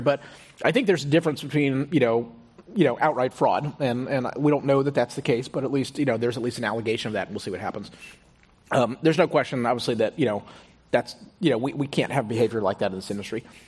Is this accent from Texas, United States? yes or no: yes; Houston, Texas, United States; moved away; also born or lived in Stanford; I grew up in Houston.